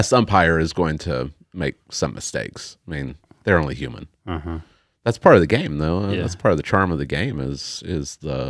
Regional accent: Tulsa, Oklahoma, United States; Yeah, growing up in Tulsa, I was never around any military personnel at all.

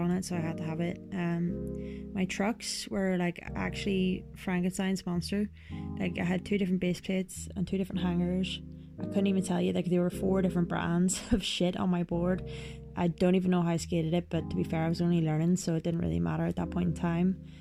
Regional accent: Belfast, Northern Ireland, United Kingdom; I'm from Belfast

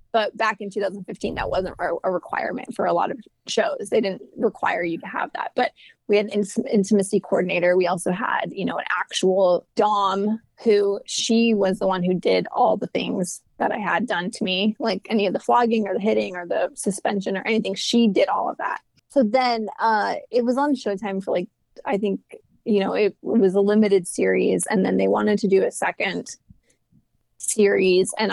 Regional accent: New York, United States; moved away as an adult; now in Los Angeles, United States; And I never ever thought I was going to leave New York when I was there. I was like, oh, I'm a New Yorker.

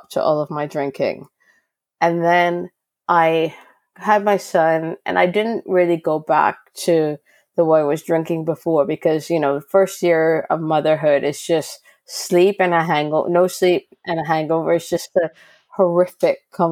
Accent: Canada; moved away as an adult; now in United Kingdom; I'm Canadian

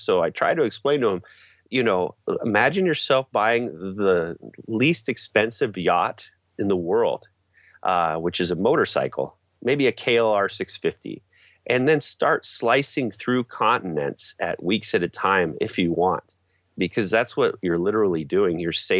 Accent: Alaska, United States; born there; I was born in Alaska and have traveled extensively.

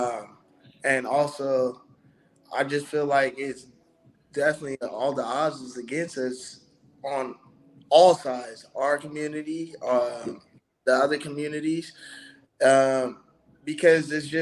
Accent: United States; I grew up in North County

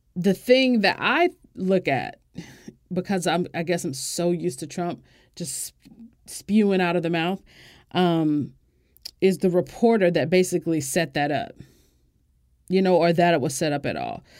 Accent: United States; As an American

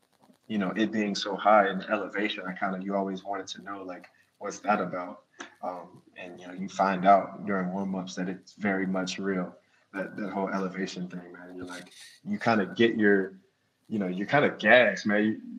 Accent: Jacksonville, Florida, United States; born there; And I was born in Jacksonville.

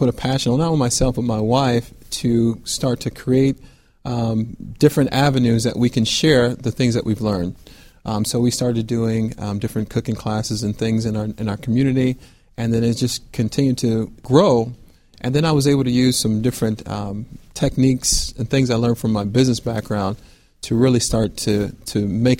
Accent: Fort Lauderdale, Florida, United States; moved away; also born or lived in Buffalo, New York / Houston, Texas; I'm originally from Fort Lauderdale, Florida, and I grew up in a Christian home.

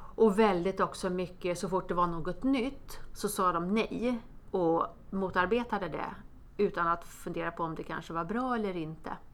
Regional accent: Botkyrka, Stockholm County, Sweden; jag är från Botkyrka, eh, från förorten

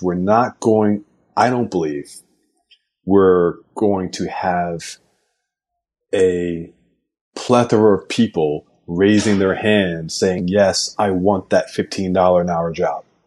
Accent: New York, United States; As a New Yorker

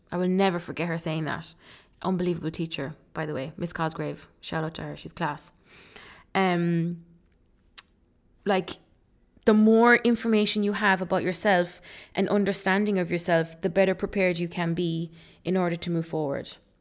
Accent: Ireland; also born or lived in Leeds, England; I was born in Leeds. Um, I moved to Ireland then when I was four years old.

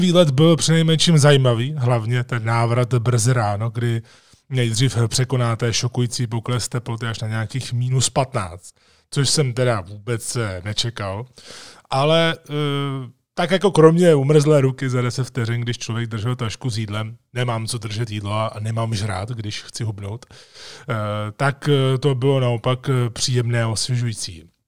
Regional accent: Czechia; jsem první Čech

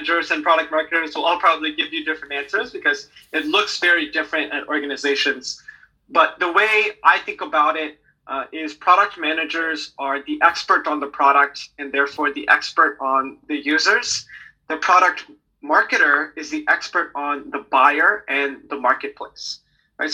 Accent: United States; also born or lived in Hong Kong; born and raised in the States

